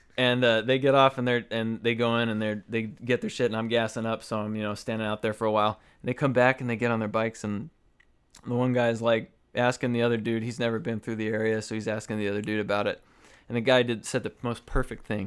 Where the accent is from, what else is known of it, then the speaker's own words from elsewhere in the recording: Arizona, United States; moved away as an adult; now in Connecticut, United States; I grew up in Arizona. I'm very familiar with Arizona and Arizona politics